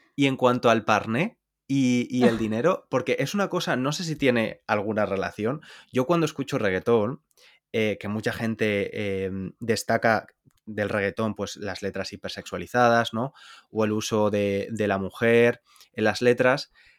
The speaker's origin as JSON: {"language": "Spanish", "country": "Spain", "moved": "yes", "said": "cómo somos los españoles"}